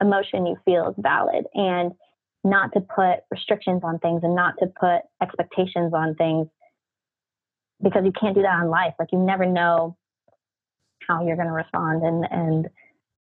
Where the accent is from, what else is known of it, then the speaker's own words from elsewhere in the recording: Orange County, California, United States; I'm from Orange County, California